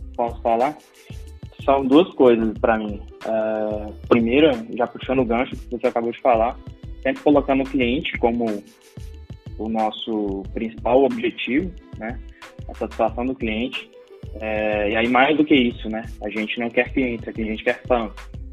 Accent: Brasília, Federal District, Brazil; now in Belo Horizonte, Brazil; sou de Brasília, eu moro aqui em Belo Horizonte

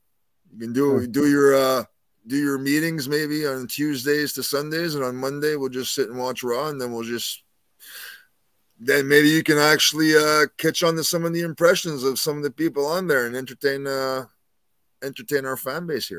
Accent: Canada; we're both Canadian.

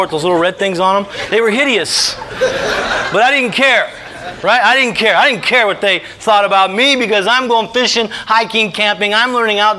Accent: Venice, California, United States; also born or lived in Santa Monica, California; I was born in Santa Monica, St. John's Hospital. We lived in Santa Monica for a few years until we moved to Venice when I was 4

